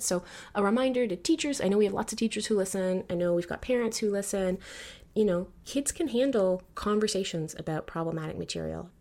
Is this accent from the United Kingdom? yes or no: no; Canada; my cultural positioning as Canadian